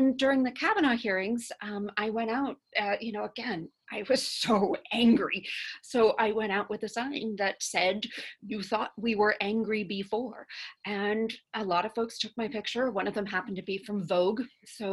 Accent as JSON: {"language": "English", "region": "California", "country": "United States", "tie": "born or raised there", "said": "I grew up in California, and my parents are solid liberals"}